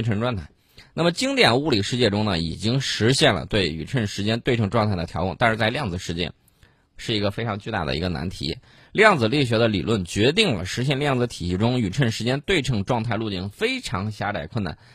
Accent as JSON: {"language": "Chinese", "region": "Yellow River Flooded Area", "country": "China", "tie": "born or raised there", "said": "当年在黄泛区盐碱地特别多 ，我老家那个地方，就特别多的盐碱啊"}